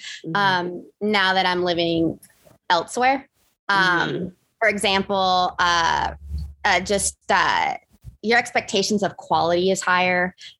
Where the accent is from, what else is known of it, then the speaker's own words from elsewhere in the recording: Vacaville, California, United States; also born or lived in San Jose, California / Mountain View, California; I actually grew up outside of San Francisco. So closer to Sacramento in Vacaville. Mm-hmm. And it's a great place to grow up.